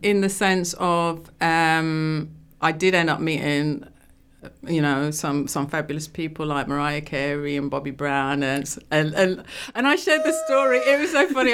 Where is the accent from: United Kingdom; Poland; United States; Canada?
United Kingdom; London; moved away; also born or lived in Rugby; I was born in London, Wembley